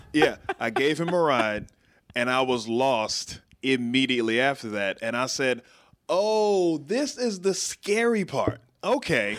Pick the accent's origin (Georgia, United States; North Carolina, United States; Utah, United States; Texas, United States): Texas, United States; Waco; moved away as an adult; now in Washington, D.C. area, United States; I grew up in Waco